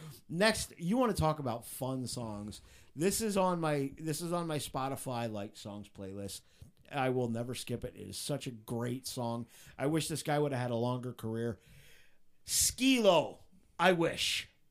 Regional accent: Palmerton, Pennsylvania, United States; We're from Palmerton.

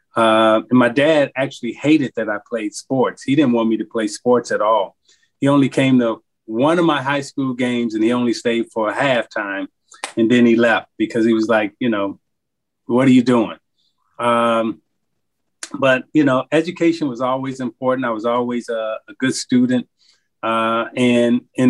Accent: Chicago, Illinois, United States; I'm from Chicago

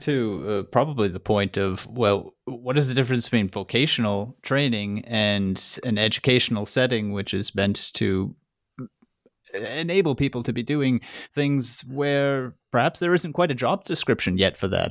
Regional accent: Massachusetts, United States; moved away as an adult; now in Germany; I, I grew up in Massachusetts and did most of my education there

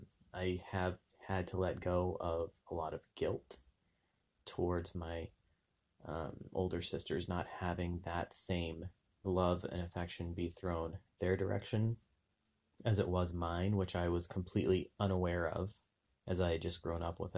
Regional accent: Southwest, United States; Growing up in the Southwest, very religious

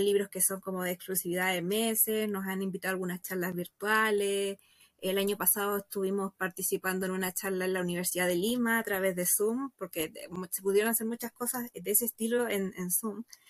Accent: Santiago, Santiago Metropolitan Region, Chile; Yo soy de Santiago, estoy aquí

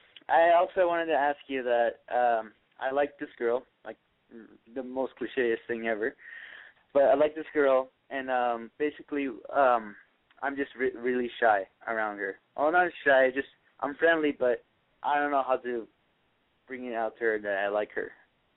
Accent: Valencia, California, United States; I'm 18 years old. I'm from Valencia.

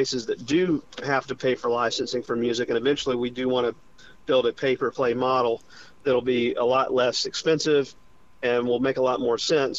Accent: Charlotte, North Carolina, United States; my hometown of Charlotte, North Carolina

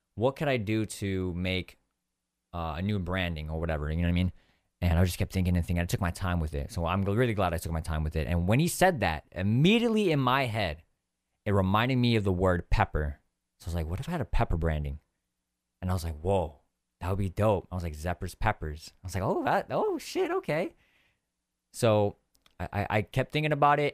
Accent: San Diego, California, United States; I grew up in, uh, California, like in San Diego for my whole life

